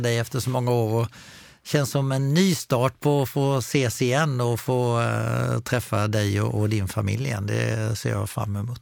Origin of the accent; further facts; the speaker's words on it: Falkenberg, Halland County, Sweden; jag är uppvuxen utanför Falkenberg